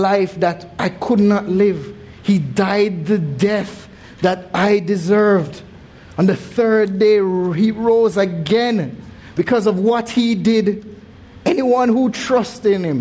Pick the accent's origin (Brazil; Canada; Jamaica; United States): Jamaica; moved away; growing up in Jamaica, even though it is said that we have the most churches per square mile